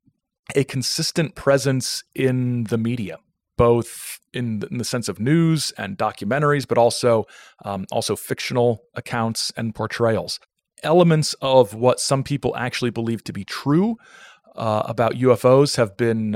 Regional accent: Fort Wayne, Indiana, United States; moved away; I'm originally from Fort Wayne, Indiana

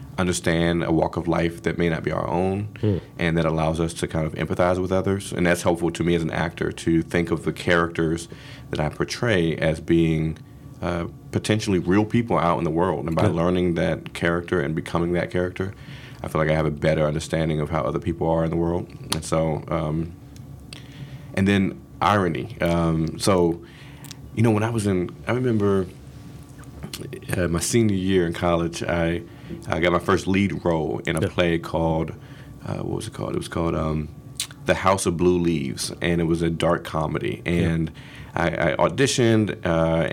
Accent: Washington, District of Columbia, United States; moved away as an adult; now in Philadelphia, United States; I was born and raised in Washington, D.C., Southeast D.C., and went to all D.C. public schools, K through 12

